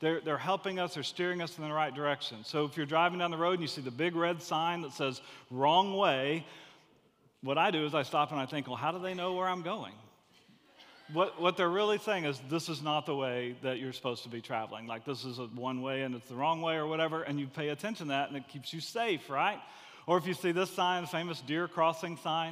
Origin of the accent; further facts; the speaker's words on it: Gulf Coast, United States; I grew up on the Gulf Coast.